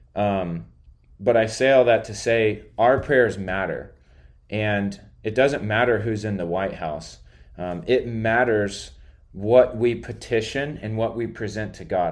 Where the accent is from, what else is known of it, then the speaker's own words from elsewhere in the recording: United States; I'm American